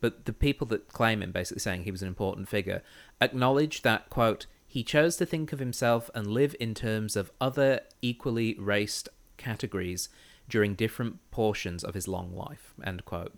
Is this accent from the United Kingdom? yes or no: yes; United Kingdom; I'm British white